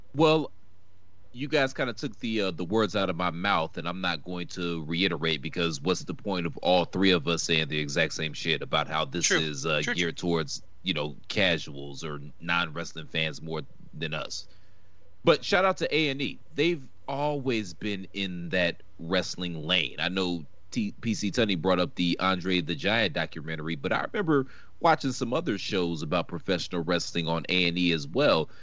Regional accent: Virginia, United States; I, I grew up in Virginia

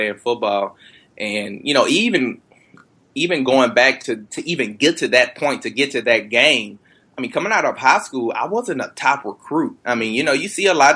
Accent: Texas, United States; I'm born and raised in Texas

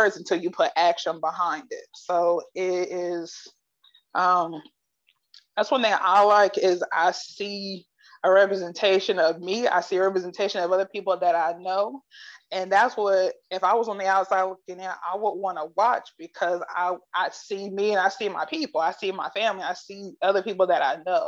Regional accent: Akron, Ohio, United States; I'm from Akron

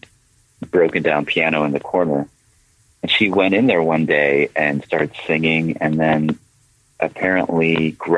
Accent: Nashville, Tennessee, United States; growing up in Nashville

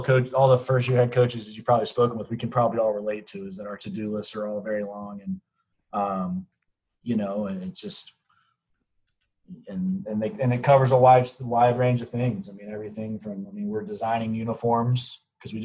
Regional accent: Charlotte, North Carolina, United States; I grew up in Charlotte, North Carolina

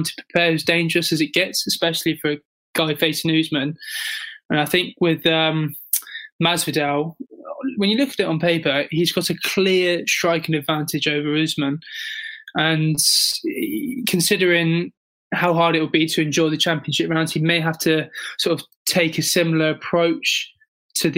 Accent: England, United Kingdom; in London, in my home country

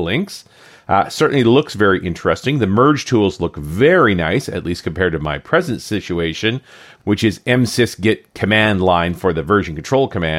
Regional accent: Canada; I'm a Canadian

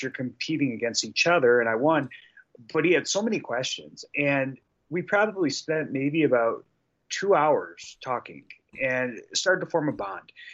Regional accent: Detroit, Michigan, United States; we're both from Detroit

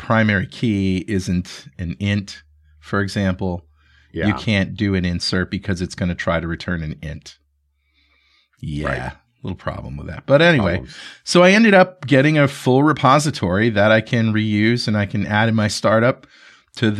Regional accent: United States

